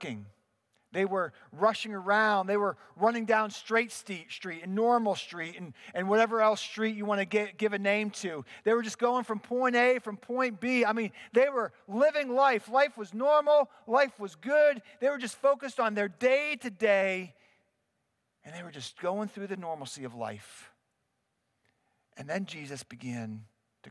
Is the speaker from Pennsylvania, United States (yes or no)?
yes; Pittsburgh, Pennsylvania, United States; I'm a boy from the Berg. I grew up in Pittsburgh